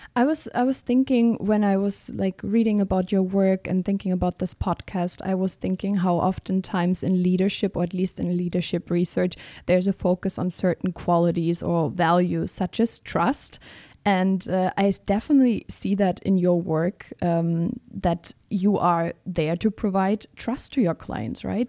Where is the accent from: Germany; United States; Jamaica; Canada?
Germany; I'm from Germany.